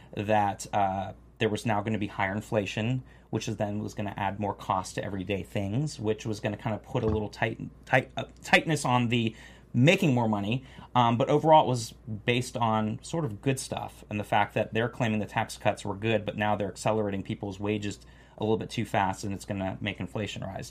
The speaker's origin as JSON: {"language": "English", "region": "Florida", "country": "United States", "moved": "yes", "said": "I'm from Florida originally"}